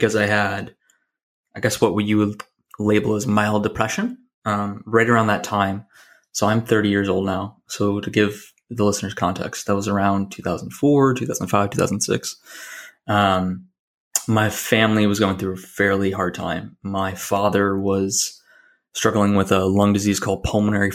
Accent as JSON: {"language": "English", "town": "Buffalo", "region": "New York", "country": "United States", "tie": "born or raised there", "also_born_or_lived": "Portland, Oregon", "said": "born and raised in Buffalo, New York"}